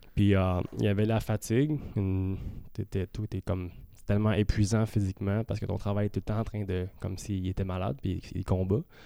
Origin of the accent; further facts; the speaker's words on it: Saint-Eustache, Quebec, Canada; on vient de Saint-Eustache tous les deux.